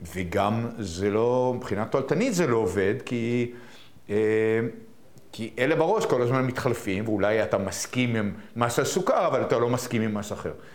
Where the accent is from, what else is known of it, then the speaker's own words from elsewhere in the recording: Israel; אני גדלתי בישראל